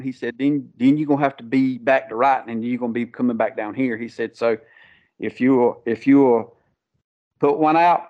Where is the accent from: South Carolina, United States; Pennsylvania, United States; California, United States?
South Carolina, United States; Conway; also born or lived in Loris, South Carolina; I was born and raised in Conway, South Carolina, which is 15 minutes from Myrtle Beach